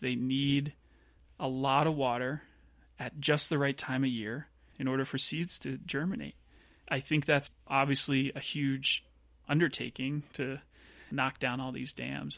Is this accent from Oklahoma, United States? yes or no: no; outside of Philadelphia, Pennsylvania, United States; moved away; I grew up outside of Philadelphia in Pennsylvania.